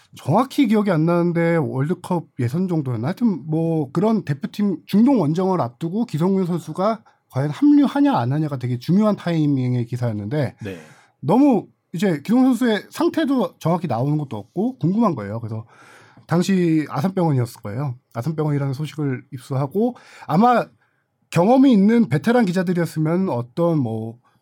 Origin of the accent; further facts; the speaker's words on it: Suwon, Gyeonggi Province, South Korea; 제가 수원 출신이다 보니까